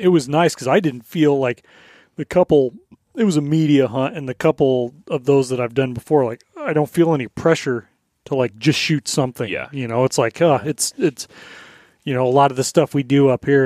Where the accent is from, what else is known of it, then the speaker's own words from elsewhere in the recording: Colorado, United States; moved away; where I grew up in Colorado